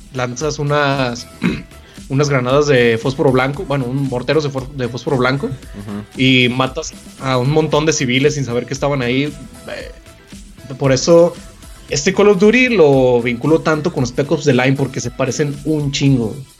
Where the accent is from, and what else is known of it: Mexico